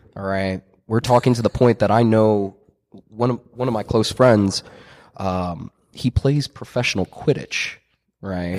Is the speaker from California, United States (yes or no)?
no; Mercer County, New Jersey, United States; growing up in Mercer County, New Jersey